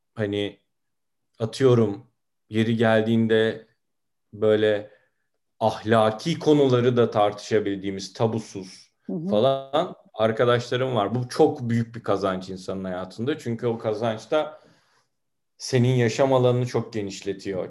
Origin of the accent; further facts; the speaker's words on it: Turkey; Ben bu konuda Türkiye standartlarında görece modern bir ailede büyüdüm.